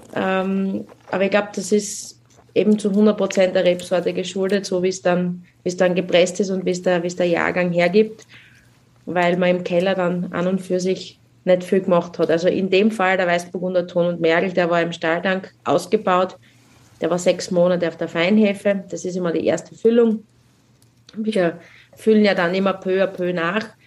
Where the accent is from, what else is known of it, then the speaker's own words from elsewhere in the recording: South Styria, Austria; bei uns in der Südsteiermark